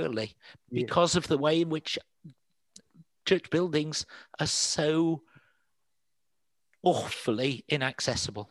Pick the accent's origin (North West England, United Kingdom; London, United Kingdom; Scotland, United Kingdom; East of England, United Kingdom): North West England, United Kingdom; Manchester; moved away as an adult; also born or lived in Diocese of Bangor, Wales; I'm from Manchester originally and couldn't speak Welsh for the first half of my life